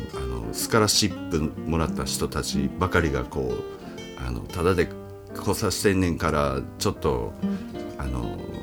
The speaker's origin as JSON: {"language": "Japanese", "town": "Minoh", "region": "Osaka", "country": "Japan", "tie": "born or raised there", "said": "えっとね箕面なんですけど、はい、僕あの出身というか、小中高と過ごしたのがね、はい、大阪の"}